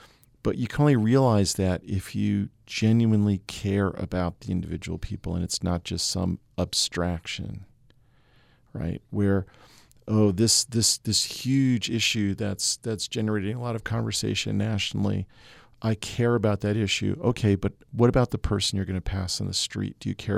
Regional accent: Massachusetts, United States; I grew up in Massachusetts, you know, following sports was a big part of just my my youth

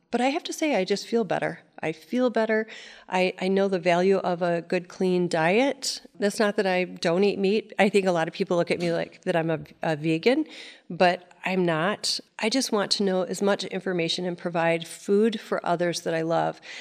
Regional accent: Cadillac, Michigan, United States; I grew up in Cadillac, Michigan

